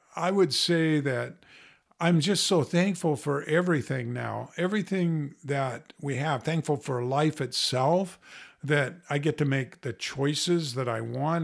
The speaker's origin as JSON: {"language": "English", "country": "United States", "tie": "born or raised there", "said": "born here in America where I had plenty of food to eat."}